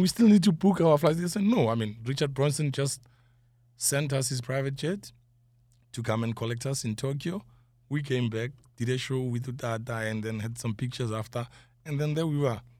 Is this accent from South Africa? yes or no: yes; Johannesburg, Gauteng, South Africa; I'm from South Africa, Johannesburg, but Soweto.